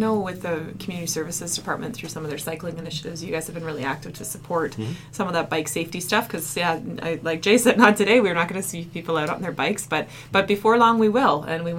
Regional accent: Canada; We are Canadian

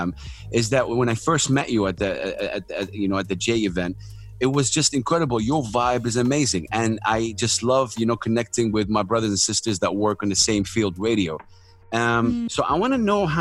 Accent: Saudi Arabia; I'm from Saudi Arabia

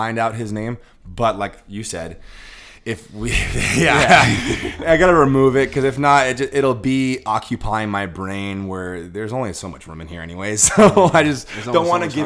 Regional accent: Southern California, United States; I'm from California, granted, Southern California, grew up a Lakers fan

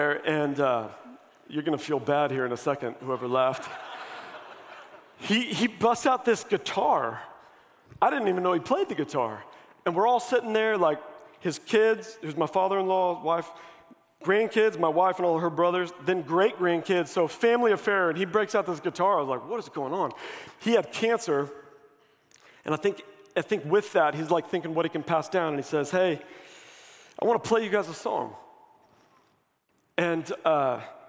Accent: Missouri, United States; I grew up here. I'm from Missouri

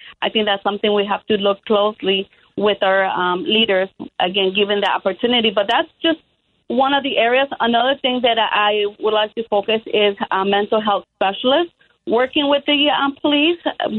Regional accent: Chicago, Illinois, United States; also born or lived in Mexico; I came to Chicago from Mexico at age 7. I attended Chicago Public Schools

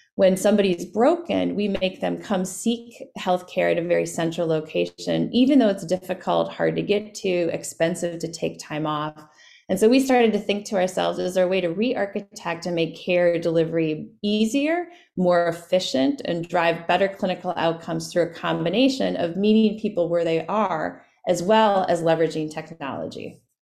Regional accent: Winona, Minnesota, United States; I grew up in Winona, Minnesota

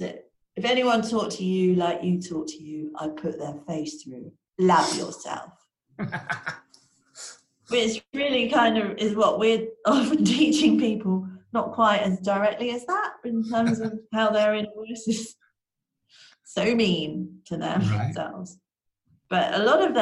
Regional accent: London, United Kingdom; Here in London, which is where I'm from. I'm a Londoner. I was born in London

